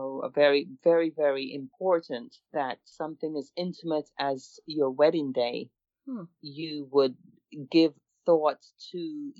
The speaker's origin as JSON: {"language": "English", "region": "England", "country": "United Kingdom", "moved": "yes", "lives_now": "United States", "said": "I'm originally from England. My parents were from the island of Jamaica, and I currently reside in the United States."}